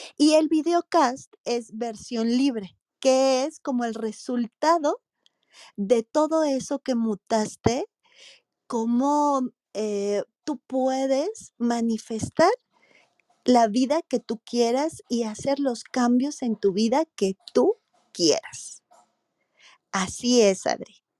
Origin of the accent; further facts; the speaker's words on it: Morelia, Michoacán, Mexico; yo soy de Morelia, Michoacán, un estado en, en el país de México